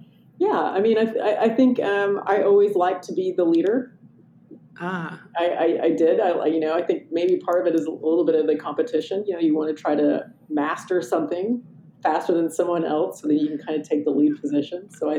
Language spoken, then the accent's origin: English; Midwest, United States; also born or lived in Oklahoma / New Mexico / Nebraska / Wyoming; I grew up kind of all around the Midwest. So I was born in Oklahoma, and then we moved to New Mexico and Nebraska and Wyoming.